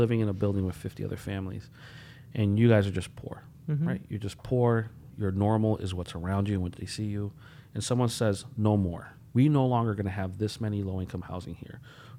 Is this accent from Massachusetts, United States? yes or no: yes; Holyoke, Massachusetts, United States; also born or lived in Puerto Rico; like I grew up in Holyoke. Mm-hmm. I'm a product of the city through and through, right? Born in Puerto Rico, and my parents decided to come here for some darn reason